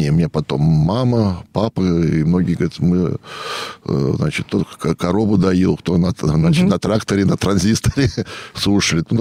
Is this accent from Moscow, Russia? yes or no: no; Ivanovo Oblast, Russia; я вырос не совсем в Иванове, а в таком благоустроенном поселке, тогда называли целины совхозы.